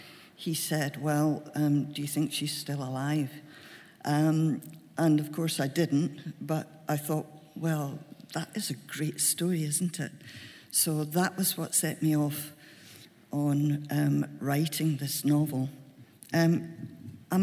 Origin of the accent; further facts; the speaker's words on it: Glasgow, Scotland, United Kingdom; accent: Glaswegian; I'm a Glaswegian, I can't do upper-class accent.